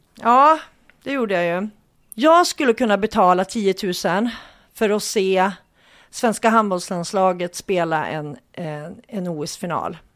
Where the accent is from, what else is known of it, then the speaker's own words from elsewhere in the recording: Hudiksvall, Gävleborg County, Sweden; vi hälsingar, jag kommer ju från Hudik och det ligger i Hälsingland